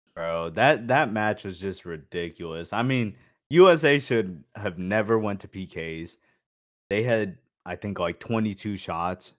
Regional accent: Phoenix, Arizona, United States; I lived in Phoenix and, like, I grew up in Phoenix

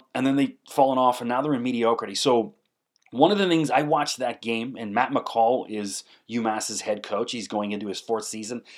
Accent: Canada; I'm a Canadian guy

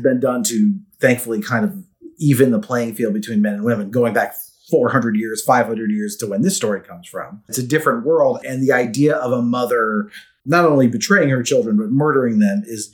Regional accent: Southern California, United States; we're both born and raised in Southern California.

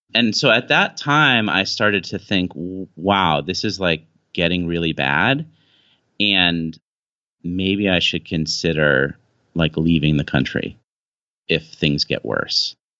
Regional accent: United States; moved away as an adult; now in China; I'm an American guy

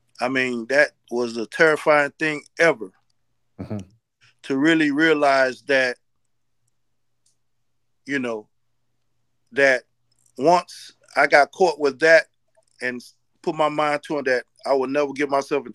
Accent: Nassau, New Providence, Bahamas; also born or lived in Haiti (ancestry); now in United States; I was born in Nassau, Bahamas.

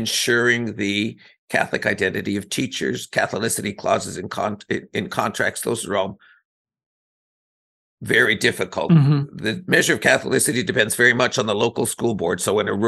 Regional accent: Ontario, Canada; moved away as an adult; now in Vancouver, Canada; I grew up in Ontario, where when I was growing up, it was like, high school was not full funding

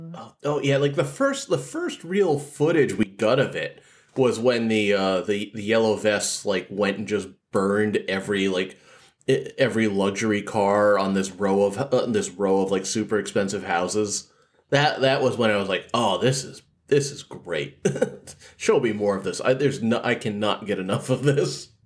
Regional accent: Massachusetts, United States; I'm from Massachusetts

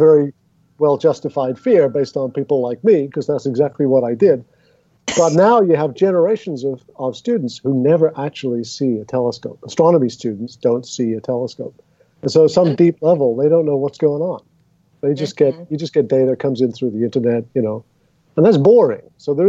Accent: England, United Kingdom; at least where I grew up in England, and when I grew up in England.

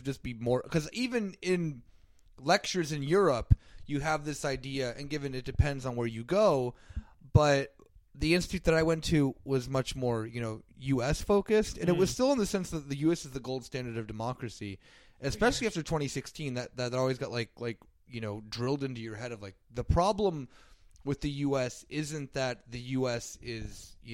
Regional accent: United States; as an American

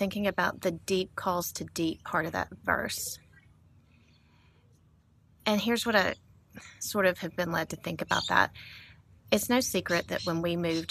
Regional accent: Montgomery, Alabama, United States; I grew up landlocked in Montgomery, Alabama.

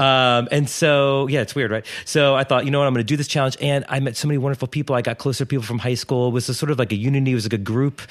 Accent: Wilmington, Delaware, United States; moved away as an adult; I grew up in Wilmington, Delaware

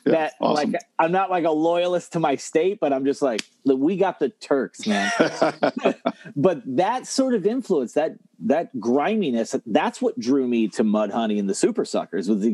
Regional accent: Ohio, United States; I'm from Ohio.

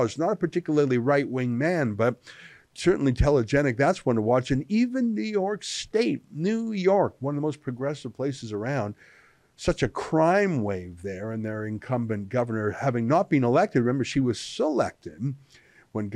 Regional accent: Alberta and BC, Canada; also born or lived in British Columbia; I grew up in Alberta and BC

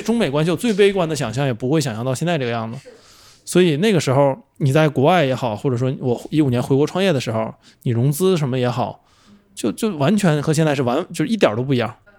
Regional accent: China; 我们作为中国人

